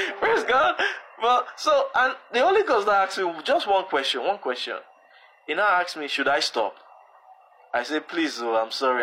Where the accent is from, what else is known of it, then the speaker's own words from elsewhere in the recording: Edo, Nigeria; I'm originally from Edo State